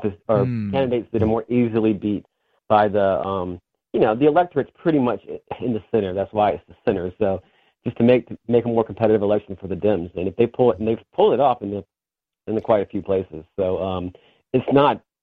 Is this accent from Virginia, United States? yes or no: yes; Virginia, United States; I'm from Virginia